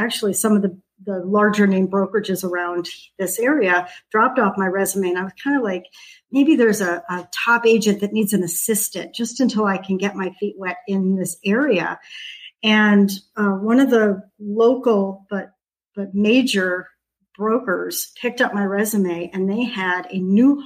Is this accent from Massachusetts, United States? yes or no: no; Los Angeles, California, United States; moved away as an adult; now in Lakewood Ranch, United States; I actually moved to Southern California, to Los Angeles, when I was 7. I was the youngest of 4 kids, and my mother was a single mom